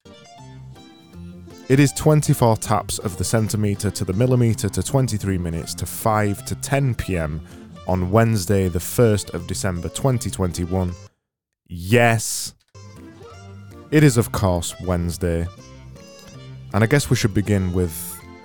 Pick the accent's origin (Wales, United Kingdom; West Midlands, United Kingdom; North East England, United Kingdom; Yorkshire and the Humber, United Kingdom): Yorkshire and the Humber, United Kingdom; I'm from Yorkshire.